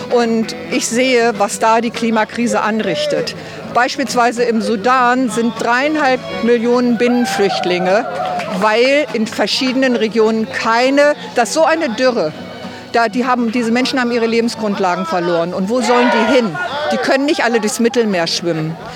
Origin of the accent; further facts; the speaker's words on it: Hildesheim, Lower Saxony, Germany; wir sind aus Hildesheim, mit einer Gruppe hier und die, sind, die meisten sind in meinem Alter.